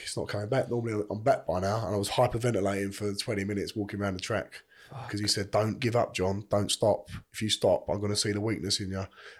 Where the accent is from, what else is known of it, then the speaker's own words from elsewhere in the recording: London, United Kingdom; now in Chelmsford, United Kingdom; I always say we're from East London, but we're really in Essex way, in Chelmsford or something like that.